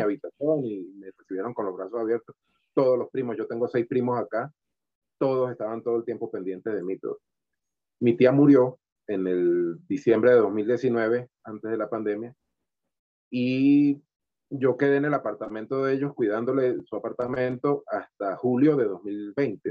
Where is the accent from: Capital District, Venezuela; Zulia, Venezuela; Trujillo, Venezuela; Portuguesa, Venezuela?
Trujillo, Venezuela; Valera; moved away as an adult; also born or lived in Caracas, Venezuela; now in Bogotá, Colombia; venimos de un, de un, estado que es frío, aunque yo vengo de Valera que es caliente